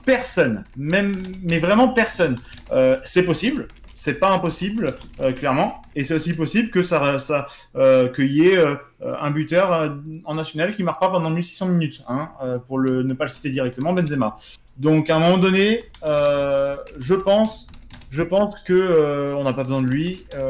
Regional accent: Marseille, Provence-Alpes-Côte d'Azur, France; je suis Marseillais

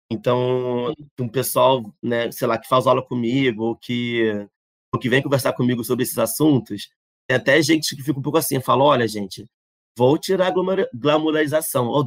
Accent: Brazil; also born or lived in France; eu, como brasileiro, chegando lá

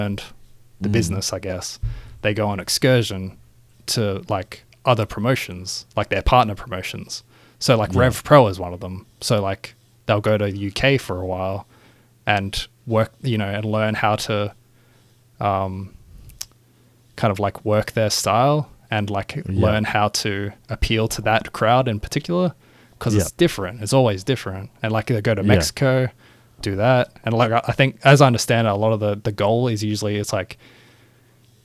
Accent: Australia; we're Australian

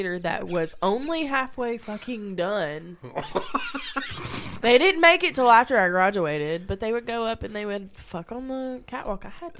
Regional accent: Newbern, Tennessee, United States; West Tennessee. It's West Tennessee. A small place called New Bern, Tennessee. It's near Dyersburg.

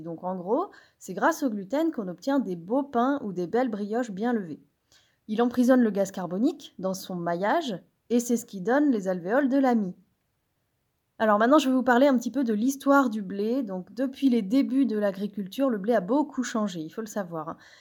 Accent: Brittany, France; je suis bretonne

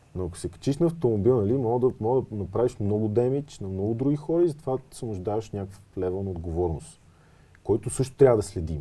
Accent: Smolyan, Smolyan Province, Bulgaria; moved away; аз пък съм родом от Смолен

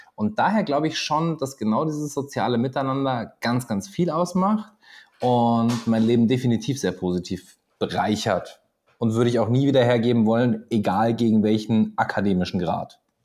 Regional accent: Göttingen, Lower Saxony, Germany; moved away as an adult; also born or lived in Pegnitz, Bavaria / Papua New Guinea; now in Austria; Geboren nicht, aber ich habe da 20 Jahre verbracht

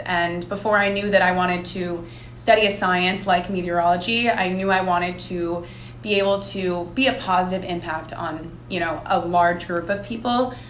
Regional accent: New Jersey, United States; moved away as an adult; now in Charleston, United States; I'm from New Jersey. The beach is a, a big component of my life up up north

